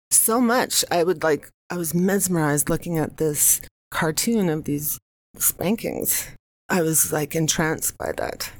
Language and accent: English; United States; now in New York City, United States; I'm American